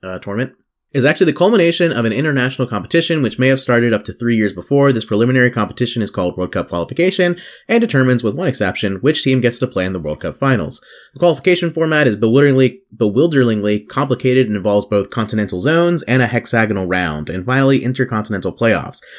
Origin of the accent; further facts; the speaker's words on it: the South, United States; growing up in the South, growing up around the church